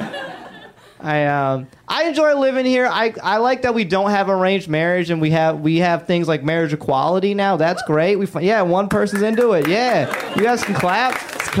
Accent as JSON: {"language": "English", "region": "the South", "country": "United States", "tie": "born or raised there", "moved": "yes", "lives_now": "Los Angeles, United States", "said": "I grew up in the South"}